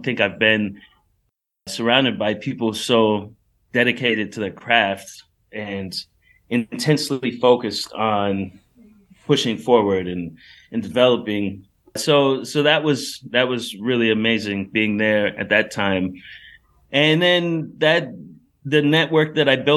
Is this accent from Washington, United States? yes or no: yes; Seattle, Washington, United States; I grew up in Seattle, Washington